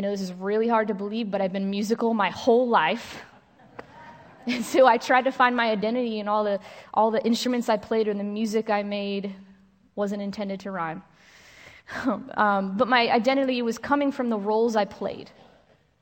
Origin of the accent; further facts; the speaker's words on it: New York, United States; I grew up in New York with a brother who was also adopted.